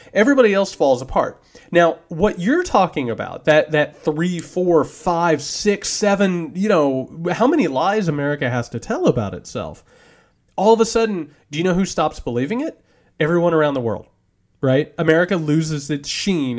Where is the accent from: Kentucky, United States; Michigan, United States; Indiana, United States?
Indiana, United States; southern; moved away as an adult; also born or lived in southern Georgia; now in Georgia, United States; I grew up in southern Indiana